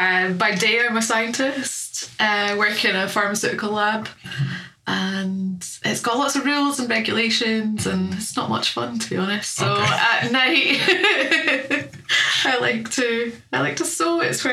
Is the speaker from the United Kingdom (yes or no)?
yes; Falkirk, Scotland, United Kingdom; moved away as an adult; now in Aberdeen, United Kingdom; I'm from Falkirk in the Central Belt.